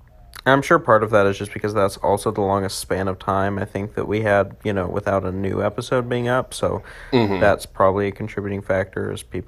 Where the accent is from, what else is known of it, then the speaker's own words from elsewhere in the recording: United States; Where we're from here in America